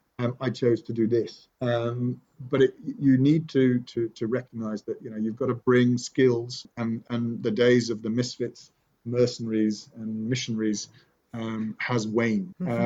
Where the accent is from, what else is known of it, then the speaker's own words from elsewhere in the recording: Nottingham, East Midlands, United Kingdom; born there; You're in Sherwood Forest. I was born in Sherwood. I was born in Nottingham.